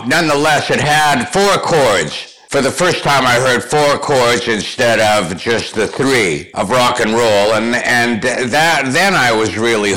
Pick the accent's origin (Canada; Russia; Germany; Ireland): Canada; Thunder Bay, Ontario; also born or lived in Toronto; now in United States; I was born in Toronto, raised in Thunder Bay, Ontario, Canada